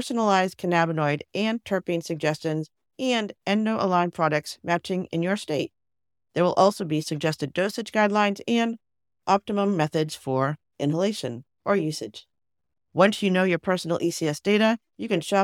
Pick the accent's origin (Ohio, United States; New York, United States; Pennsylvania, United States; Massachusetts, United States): Massachusetts, United States; Boston; I'm a Bostonian